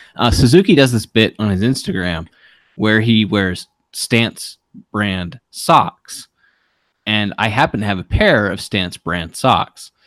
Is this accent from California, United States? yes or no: no; Baltimore, Maryland, United States; I'm from Baltimore, and I'm really proud of my city